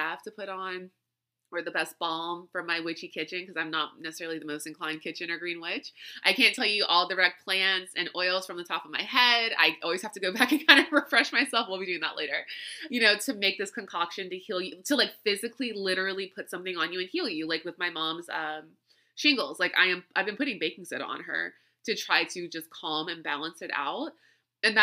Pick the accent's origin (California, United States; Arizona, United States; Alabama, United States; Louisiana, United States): Louisiana, United States; moved away; where I grew up in Louisiana